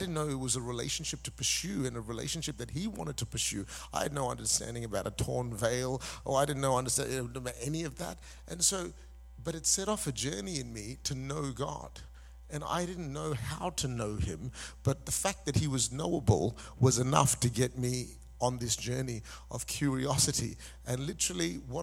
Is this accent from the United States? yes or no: no; Malaysia; also born or lived in Singapore; now in Perth, Australia; I was born in Singapore. Say hi for me. I grew up in Malaysia. I am of Indian descent, but I've been an Australian citizen for the last 30 years